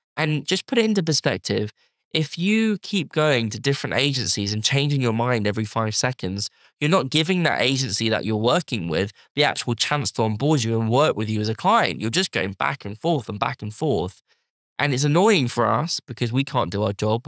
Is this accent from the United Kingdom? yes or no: yes; United Kingdom; as us British